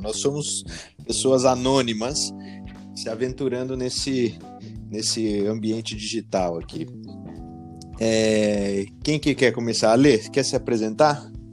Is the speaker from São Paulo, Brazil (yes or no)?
yes; Jundiaí, São Paulo, Brazil; moved away as an adult; now in Denmark; sou natural de Jundiaí